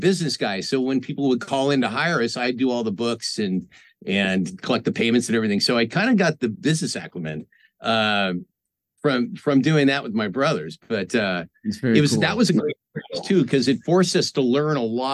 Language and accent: English; Marin County, California, United States; moved away as an adult; now in Los Angeles, United States; I grew up in Marin County, yeah, which is North Bay